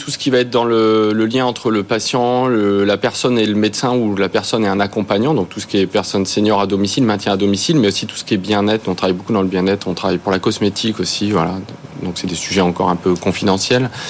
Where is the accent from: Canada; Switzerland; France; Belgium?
France; Nous, on est, on est français, on veut rester en France.